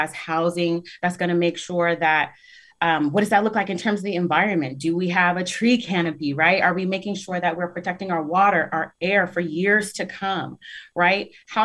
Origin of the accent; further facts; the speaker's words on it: Tacoma, Washington, United States; I'm 32 and I have been here for 32 years. I was born in Tacoma General